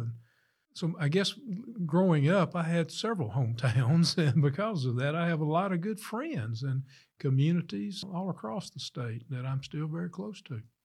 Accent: Starkville, Mississippi, United States; I was born here in Starkville

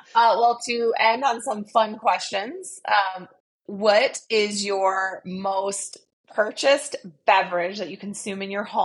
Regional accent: Midwest, United States; I'm a Midwesterner

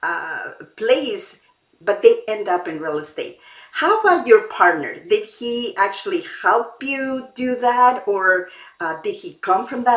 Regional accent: Mexico; now in Canada; I was born in Mexico and I grew up there. The environment is completely different now that I live in Canada.

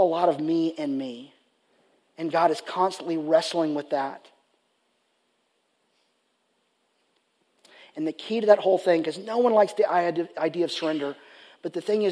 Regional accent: Richardson, Texas, United States; the high school where I grew up at, Richardson High School

